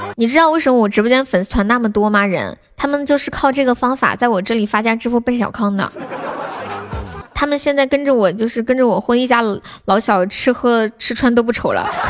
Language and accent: Chinese; Sichuan, China; 你们现在就知道我是四川的了